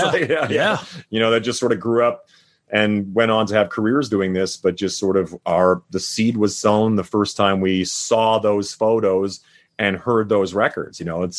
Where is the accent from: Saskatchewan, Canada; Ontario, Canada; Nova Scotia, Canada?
Saskatchewan, Canada; now in Las Vegas, United States; Well, I grew up in Saskatchewan. We never had a national or never had a provincial team.